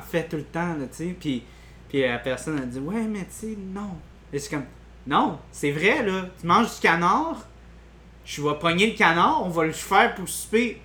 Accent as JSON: {"language": "French", "region": "Quebec", "country": "Canada", "said": "en tant que Québécois"}